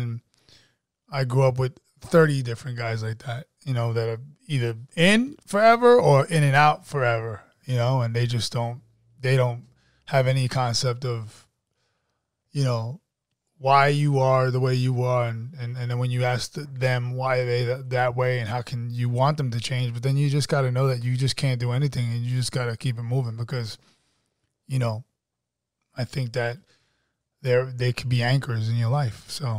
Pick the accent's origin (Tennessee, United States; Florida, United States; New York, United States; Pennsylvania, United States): New York, United States; Jamaica; now in Atlanta, United States; I grew up in Jamaica.